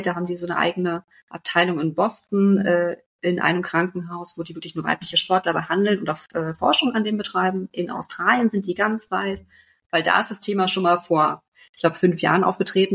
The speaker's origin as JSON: {"language": "German", "region": "Berlin", "country": "Germany", "said": "ich kam eh aus Berlin"}